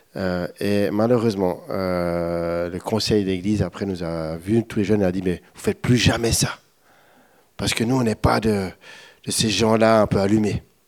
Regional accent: Switzerland; moved away; Je suis un bon Suisse

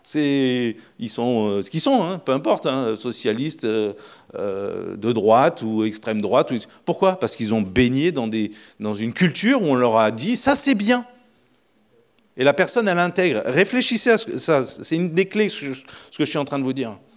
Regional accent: France; On est français

